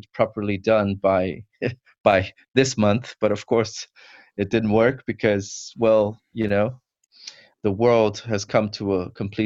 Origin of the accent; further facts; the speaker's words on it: São Paulo, Brazil; now in United Kingdom; I'm not from the UK. I'm from Brazil, São Paulo, Brazil